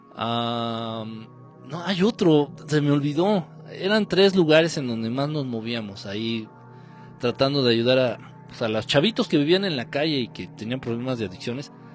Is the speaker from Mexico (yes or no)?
yes; Mexico